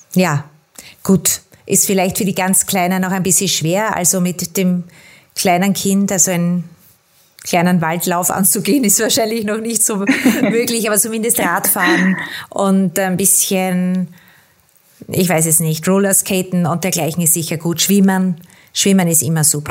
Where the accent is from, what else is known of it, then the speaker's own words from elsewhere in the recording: Austria; bei uns in Österreich